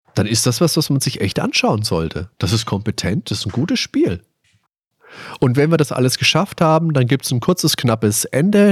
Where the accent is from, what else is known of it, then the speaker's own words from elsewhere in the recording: Germany; bei uns in Deutschland